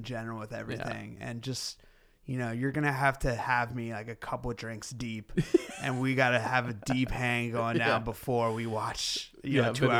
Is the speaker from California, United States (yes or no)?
yes; Oakland, California, United States; I've been playing drums and music since I was about 12, growing up in Oakland, California, in the East Bay.